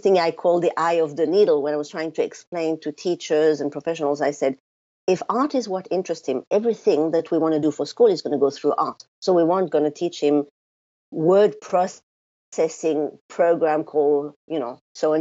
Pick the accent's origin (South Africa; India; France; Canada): France; now in New Zealand; the first thing that people notice about me is my funny accent. So even though I live in New Zealand now, I was born in France